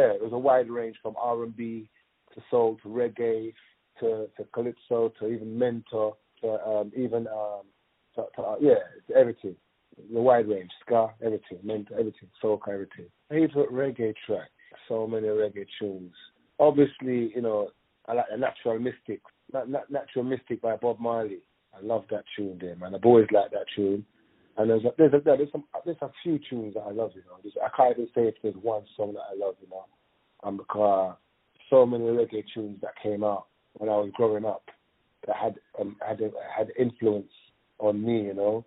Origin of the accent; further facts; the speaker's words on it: London, United Kingdom; I'm from Northwest London and representing. I have a connection to Brent because I was actually born in the borough of Brent, at Central Middlesex Hospital. And I went to school in Brent and I lived in Brent